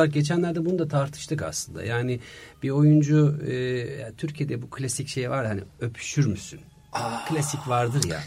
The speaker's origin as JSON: {"language": "Turkish", "country": "Germany", "tie": "born or raised there", "moved": "as an adult", "lives_now": "Turkey", "said": "3 yaşımda Almanya'ya gittik ailemle. Orada anaokulundan bütün işte okul hayatıma, konservatuvar hayatıma, tiyatrolara, işte e, iş hayatıma derken e, 33 yıl Almanya'da yaşadım"}